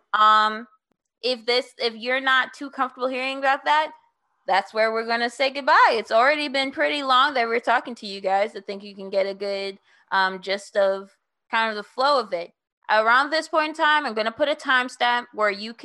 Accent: New Orleans, Louisiana, United States; also born or lived in New York City / Oklahoma; I am from New Orleans. I moved there around time of middle school.

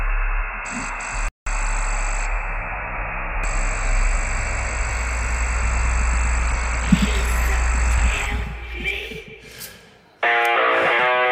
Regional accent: Richmond, California, United States; my hometown, Richmond, California

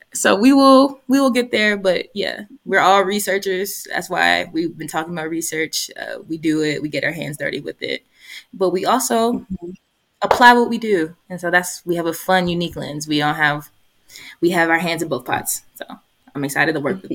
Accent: Columbus, Georgia, United States; my hometown, I'm from Columbus, Georgia

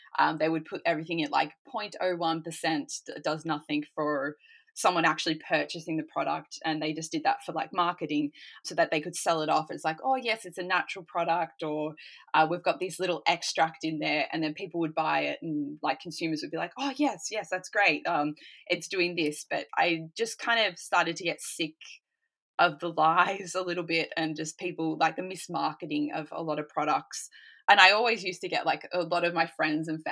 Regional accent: Australia; moved away as an adult; now in Sweden; I'm from Australia originally

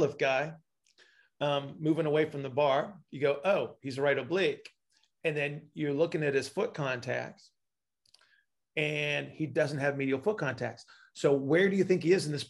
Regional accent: United States; I'm an American

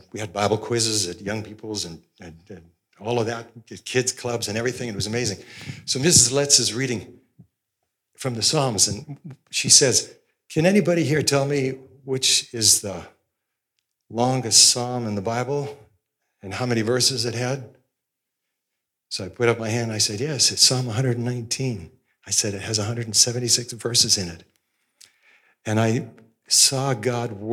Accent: Osoyoos, British Columbia, Canada; I grew up in Osoyoos and went to the Pentecostal church

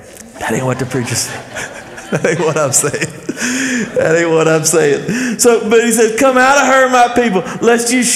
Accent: Athens, Texas, United States; I grew up in Athens, Texas.

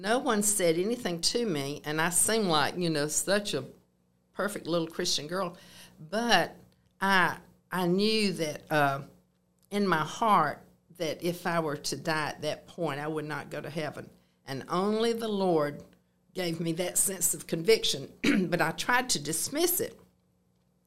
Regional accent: Moultrie, Georgia, United States; now in Columbus, United States; I grew up in Moultrie, Georgia, on a farm

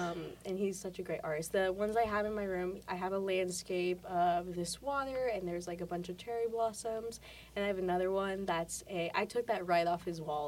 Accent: Mexico; also born or lived in El Paso, Texas; I was born in El Paso, Texas. I didn't live there for very long. My family moved us back to Mexico when I was pretty young, because that's where my grandparents were.

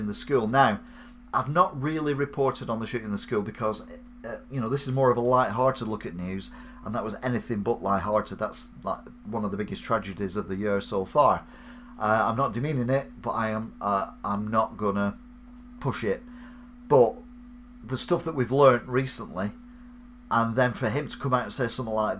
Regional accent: England, United Kingdom; I'm English

